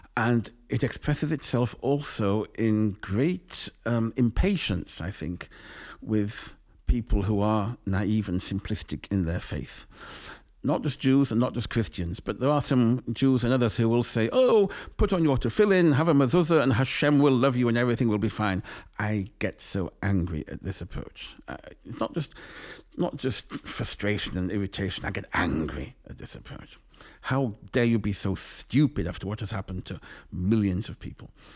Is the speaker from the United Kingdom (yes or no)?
yes; England, United Kingdom; growing up in England